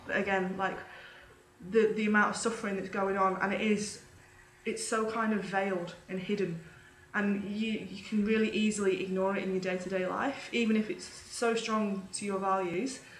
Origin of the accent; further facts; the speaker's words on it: United Kingdom; moved away as an adult; now in Australia; So I'm originally from the UK. You can probably tell from my accent I'm not a full Aussie